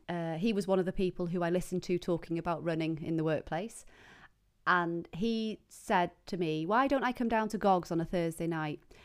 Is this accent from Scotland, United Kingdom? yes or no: no; Penmachno, Wales, United Kingdom; I grew up in Pamachnoch.